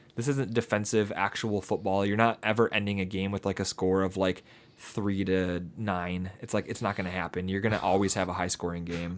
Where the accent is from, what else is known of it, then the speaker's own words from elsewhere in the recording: near Detroit, Southeast Michigan, United States; we are from the Southeast Michigan area.